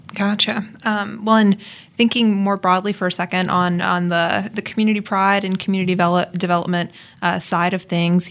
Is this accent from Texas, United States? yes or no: no; Mississippi, United States; moved away as an adult; also born or lived in New Orleans; now in Topeka, United States; I'm from Mississippi originally